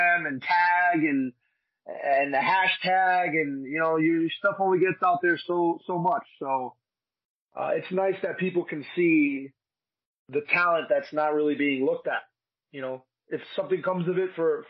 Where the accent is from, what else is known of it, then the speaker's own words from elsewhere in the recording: Union City, New Jersey, United States; also born or lived in Secaucus, New Jersey; I was born in Secaucus. I was raised in Union City, New Jersey, right next to Jersey City